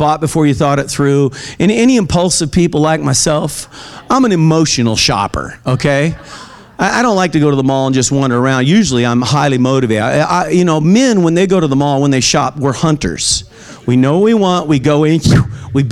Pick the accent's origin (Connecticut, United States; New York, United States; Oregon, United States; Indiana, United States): Oregon, United States; also born or lived in California; I was born in California and eventually moved to Oregon. And while I was in Oregon during those kind of high school, college